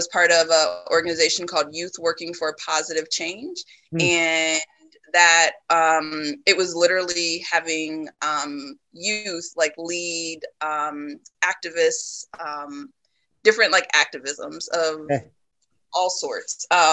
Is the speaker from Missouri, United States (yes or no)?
no; Des Moines, Iowa, United States; also born or lived in Illinois; growing up in Des Moines, I grew up in a what I consider a Black community